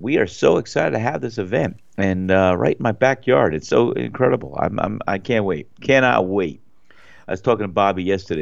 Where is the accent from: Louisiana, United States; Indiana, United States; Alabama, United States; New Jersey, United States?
New Jersey, United States; it's my home state